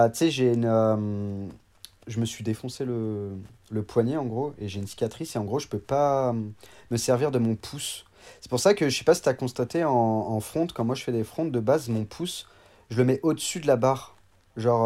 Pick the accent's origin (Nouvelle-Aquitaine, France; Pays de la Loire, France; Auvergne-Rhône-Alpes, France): Auvergne-Rhône-Alpes, France; Annecy; Je viens d'Annecy, donc euh, je suis né à Annecy et j'ai toujours habité euh, aux alentours d'Annecy.